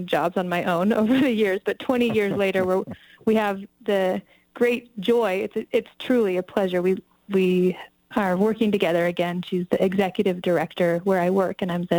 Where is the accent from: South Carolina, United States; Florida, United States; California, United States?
California, United States; moved away as an adult; also born or lived in Bay Area / New York / Los Angeles / Wisconsin; now in Nevada County, United States; I say Tahoe